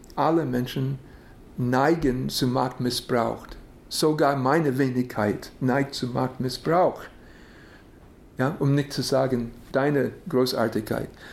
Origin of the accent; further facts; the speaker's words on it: United States; Ich bin in den USA geboren